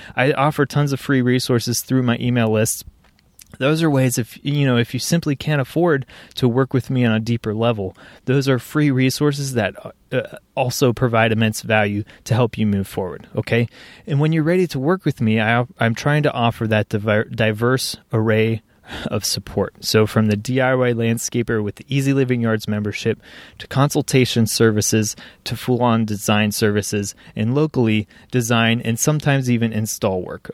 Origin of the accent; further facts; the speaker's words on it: Cincinnati, Ohio, United States; the greater Cincinnati region, which is, is where I live, my hometown, proud to call it home